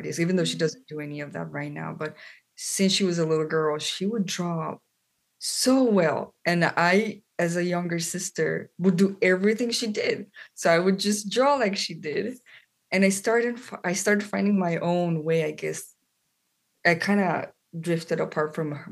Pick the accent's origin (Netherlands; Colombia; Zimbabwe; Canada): Colombia; moved away as an adult; now in United States; I am from Colombia, South America. That's where I grew up